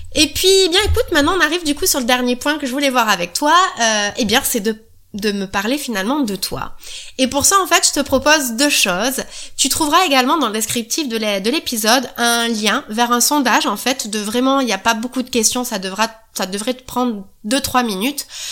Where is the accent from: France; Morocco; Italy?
France; the South, southern France; accent: southern; Je suis du Sud, ça peut s'entendre un petit peu. Voilà, on va dire que c'est un « e » de sudiste.